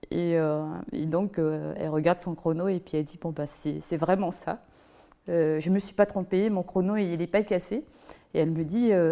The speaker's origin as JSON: {"language": "French", "town": "Basse-Terre", "region": "Guadeloupe", "country": "France", "tie": "born or raised there", "said": "Je viens de Basse-Terre, en Guadeloupe. C'est un endroit où tout le monde se connaît."}